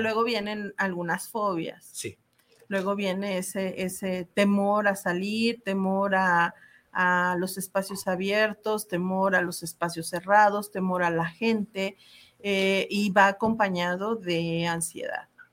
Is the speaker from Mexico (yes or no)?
yes; Mexico; como sociedad mexicana